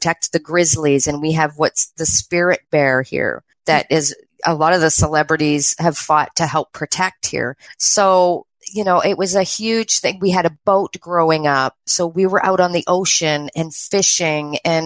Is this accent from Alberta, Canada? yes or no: no; British Columbia, Canada; also born or lived in Ontario; I was born in Ontario and I was 3 when we moved to the west coast of Canada